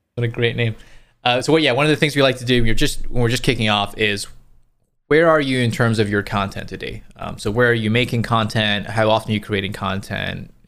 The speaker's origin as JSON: {"language": "English", "region": "Scotland", "country": "United Kingdom", "tie": "born or raised there", "said": "I grew up in the U K, so in Scotland."}